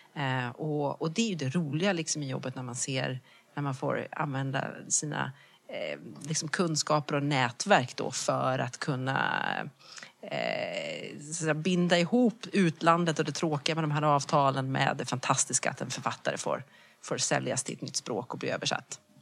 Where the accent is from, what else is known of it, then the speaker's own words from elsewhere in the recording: Växjö, Kronoberg County, Sweden; moved away as an adult; also born or lived in Lund / London; Jag kommer från Småland, jag kommer från Växjö